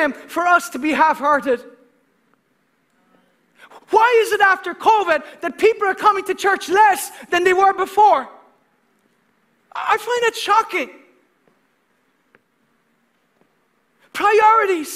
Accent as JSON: {"language": "English", "country": "Ireland", "said": "as an Irishman"}